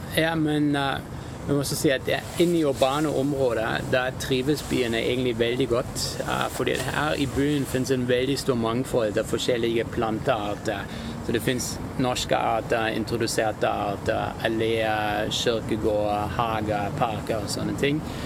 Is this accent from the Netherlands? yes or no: no; Germany; now in Norway; jeg kommer egentlig fra Tyskland